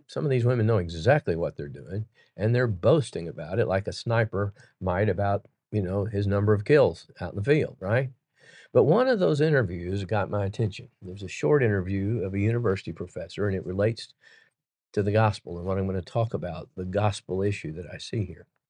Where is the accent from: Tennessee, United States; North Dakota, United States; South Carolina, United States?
Tennessee, United States; Chattanooga; Chattanooga, Tennessee, my hometown